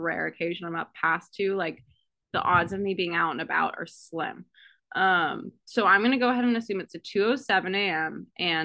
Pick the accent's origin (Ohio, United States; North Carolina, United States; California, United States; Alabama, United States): California, United States; Danville; moved away; also born or lived in San Ramon, California / Ashland, Oregon; I no longer feel attached to Danville, California or San Ramon, California